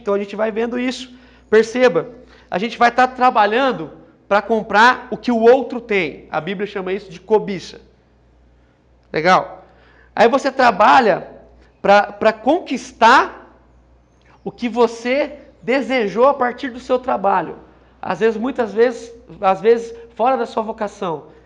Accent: São José do Rio Preto, São Paulo, Brazil; eu sou de São José do Rio Preto

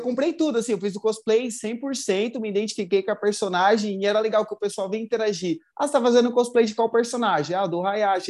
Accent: São Paulo, Brazil; tenho 30 anos, sou natural de São Paulo

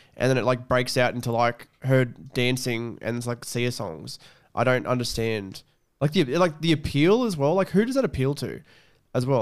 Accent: Australia; the horse capital of Australia

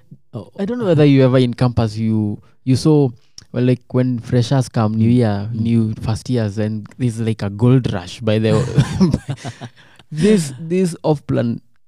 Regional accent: Kenya; now in United States; I live and work in the US, but I am a Kenyan and I want to retire there.

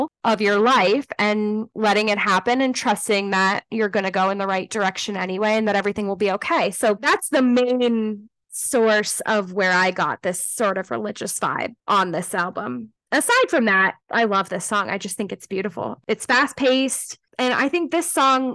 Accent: Los Angeles County, Southern California, United States; born or raised there; moved away

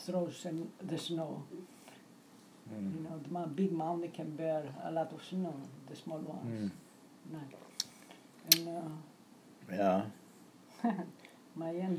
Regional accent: Greece; I was born in Greece and learning Greek

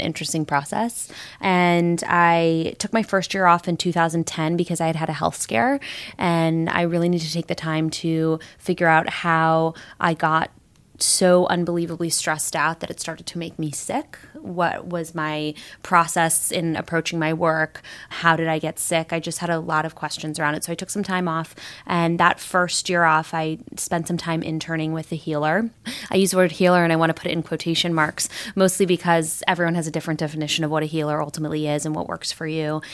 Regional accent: Los Angeles, California, United States; I was born and raised in Los Angeles, California

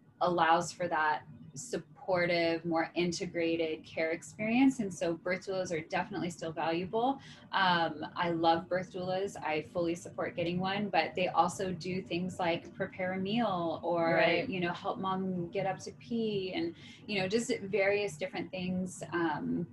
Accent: East Coast, United States; moved away as an adult; now in San Diego, United States; I'm originally from the East Coast. I've been in San Diego since 2008

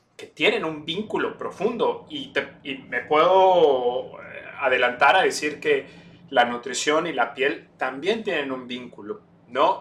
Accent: Campeche, Mexico; moved away as an adult; also born or lived in Puebla, Mexico; now in New York, United States; Yo nací en Campeche México. Eh, ahí me crié, ahí estudié medicina

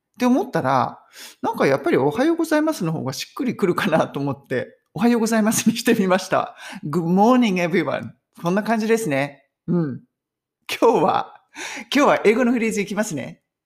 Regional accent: Japan; now in United Kingdom; 海外に住んでても、日本人っぽい感じ

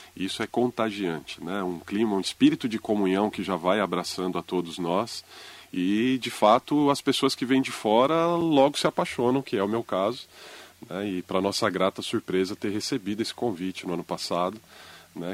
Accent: São Paulo, Brazil; moved away as an adult; also born or lived in Penha, São Paulo; now in Mogi das Cruzes, Brazil; Nós somos da Zona Leste de São Paulo

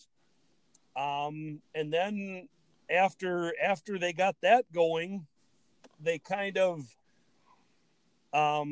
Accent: Ettrick, Wisconsin, United States; growing up in Ettrick

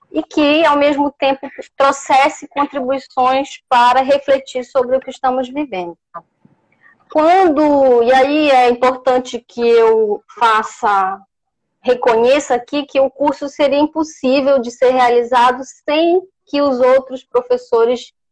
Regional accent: Pará, Brazil; accent: Paraense; now in São Luís, Brazil; Obrigada. Eu mesmo gosto muito do meu sotaque

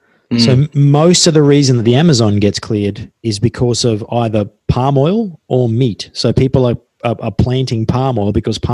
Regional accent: Australia; I'm still Australian and I'm fundamentally quite primitive.

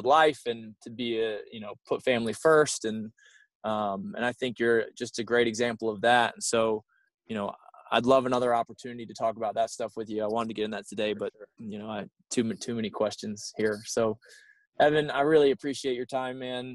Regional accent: South Carolina, United States; now in Pittsburgh, United States; I'm from Pittsburgh now, but I grew up in South Carolina

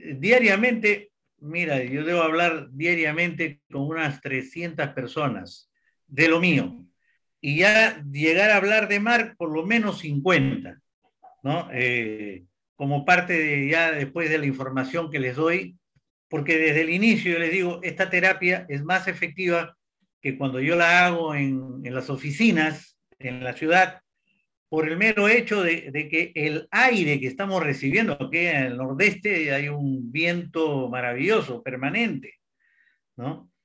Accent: Peru; moved away as an adult; also born or lived in United States; now in Brazil; soy peruano de nacimiento, me crié en mis primeros años también en Brasil y después Perú, viví en Estados Unidos

